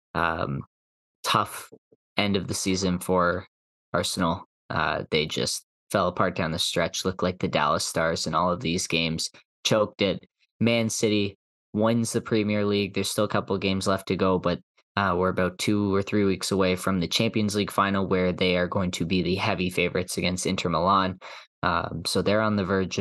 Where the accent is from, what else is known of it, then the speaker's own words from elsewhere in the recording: Canada; as Canadian hockey fans